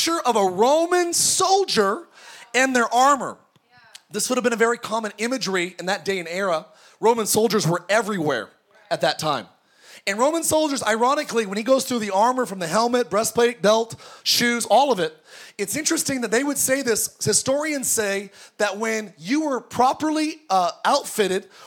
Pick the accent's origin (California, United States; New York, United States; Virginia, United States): California, United States; Antelope Valley; I grew up in the Antelope Valley, the home of … and Paul George.